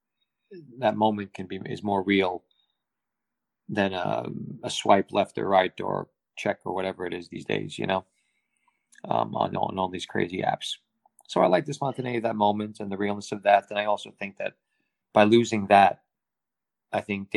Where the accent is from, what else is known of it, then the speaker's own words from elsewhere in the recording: Long Island, New York, United States; accent: New York; now in New York City, United States; I'm from New York originally, but I'm from Long Island